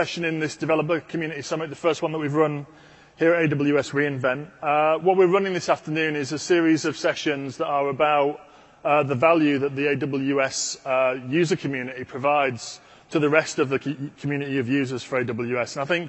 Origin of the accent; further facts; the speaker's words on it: England, United Kingdom; as an Englishman